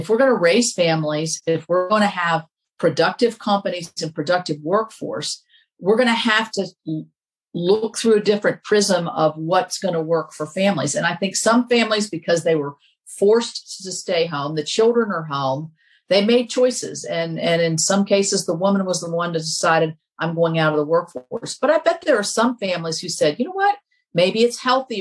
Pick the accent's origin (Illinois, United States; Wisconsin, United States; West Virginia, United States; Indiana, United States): West Virginia, United States; Kanawha Valley; we're from the Kanawha Valley.